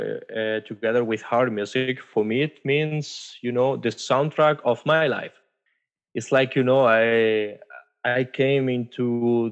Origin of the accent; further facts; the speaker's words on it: Spain; moved away as an adult; now in Germany; I am from Spain, but I'm currently living in Germany for almost 4 years now.